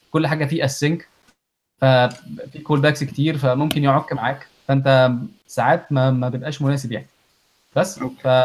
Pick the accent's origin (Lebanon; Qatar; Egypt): Egypt; moved away; طلعنا من مصر